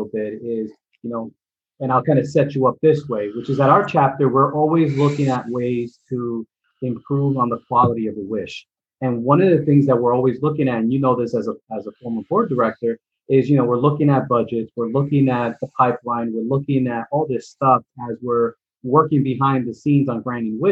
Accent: New York City, New York, United States; I'm a kid from the Bronx

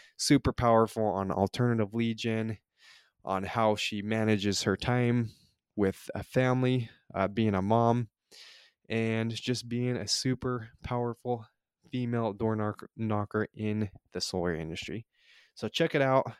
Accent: Utah, United States; moved away as an adult; now in California, United States; I grew up in Utah

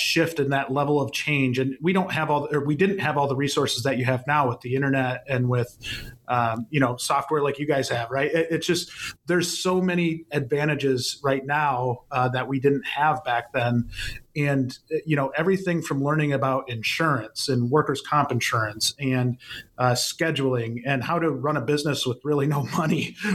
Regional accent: about an hour from Madison, a small town in Wisconsin, United States; I'm from a very, very small town in Wisconsin, kind of about, for those familiar with Wisconsin, about an hour away from Madison

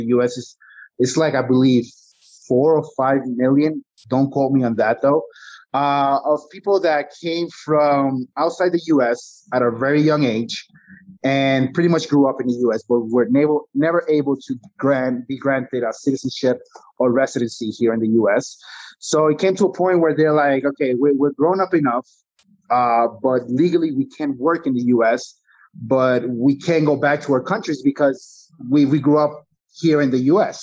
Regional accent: New York, United States; also born or lived in Costa Rica; I grew up in New York. I'm an immigrant

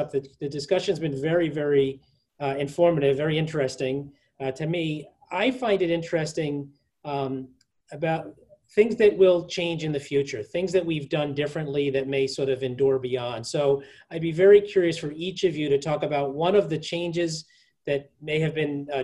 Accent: New York City, New York, United States; I'm a New Yorker. I was born there. I live there

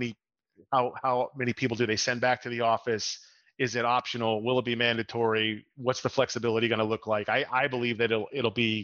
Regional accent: Boston, Massachusetts, United States; now in Lake Mary, United States; I'm actually out of Orlando, Florida, in the Lake Mary area, although I grew up in the Boston area

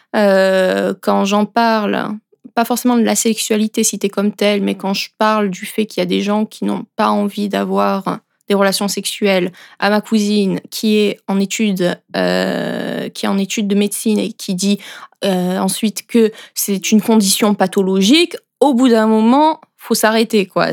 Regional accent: France; moved away as an adult; now in Switzerland; Et à l'origine, moi, je suis française et ça fait 5 ans que je suis en Suisse

